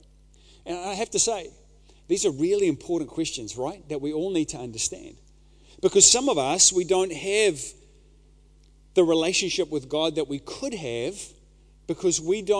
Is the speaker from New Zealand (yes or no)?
yes; New Zealand; a Kiwi dad